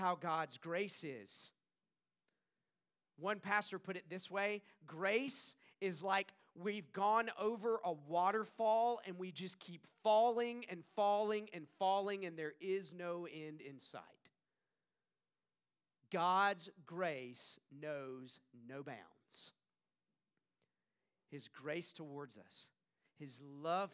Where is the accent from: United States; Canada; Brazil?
United States; the South; I grew up in the South. I know you couldn't tell by my accent